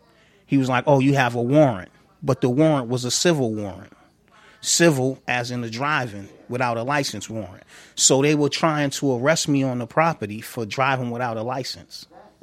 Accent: Boston, Massachusetts, United States; I was born and raised in Columbia Point. 1978, I was born out there. I grew up around the time that Columbia Point was transitioning to Harbor Point.

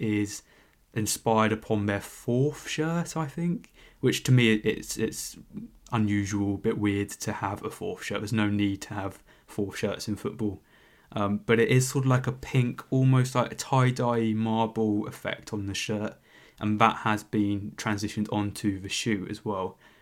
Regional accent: London, United Kingdom; I'm a Londoner

